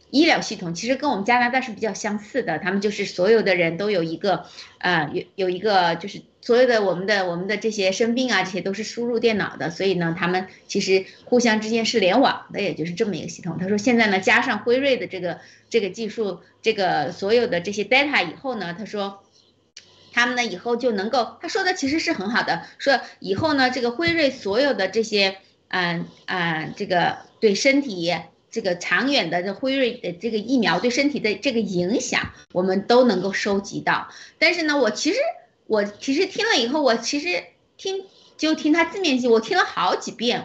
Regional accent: China; 我们中国人民

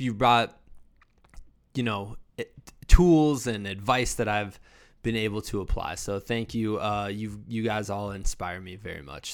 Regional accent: Iowa, United States; moved away; also born or lived in Virginia; I'm from Iowa. We didn't really have many bears.

